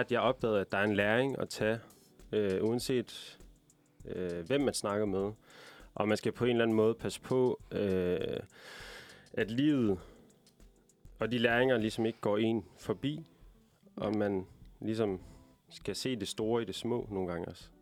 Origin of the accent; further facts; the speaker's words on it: Aalborg, North Denmark Region, Denmark; ligesom dig, Liv, så er jeg fra Aalborg